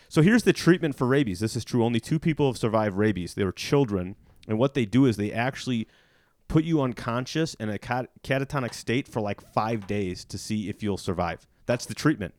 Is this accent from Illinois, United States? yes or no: yes; Illinois, United States; I worked in this kinda goofy restaurant where I grew up in Illinois